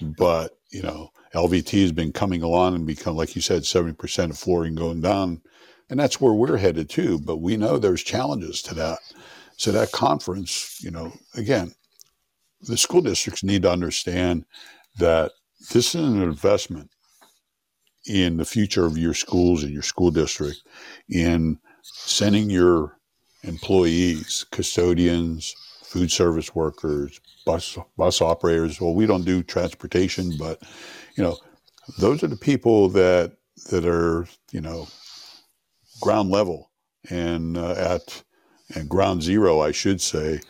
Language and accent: English; southwestern Pennsylvania, United States; moved away as an adult; I was born in southwestern Pennsylvania, small coal mining town. And that's where I spent my first 30 years of my life